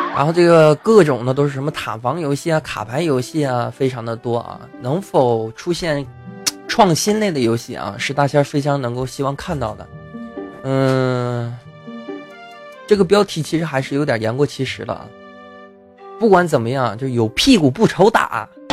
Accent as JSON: {"language": "Chinese", "country": "China", "said": "我也是中国人嘛"}